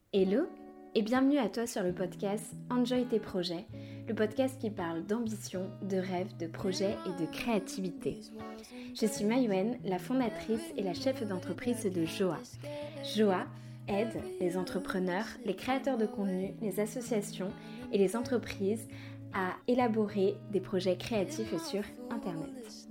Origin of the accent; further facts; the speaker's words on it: Brittany, France; je suis née du coup en Bretagne